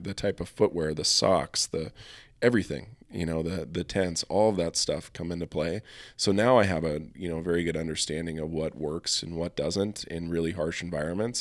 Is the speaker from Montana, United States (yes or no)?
yes; Helena, Montana, United States; now in Bozeman, United States; growing up in Helena, you know, we spent most of our time hunting in the Tobacco Root Mountains